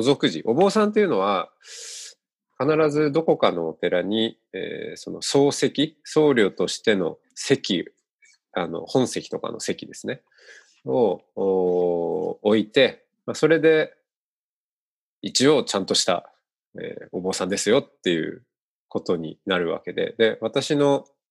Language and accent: Japanese; Otaru, Hokkaido, Japan; moved away; 僕は北海道に生まれ育って小樽市で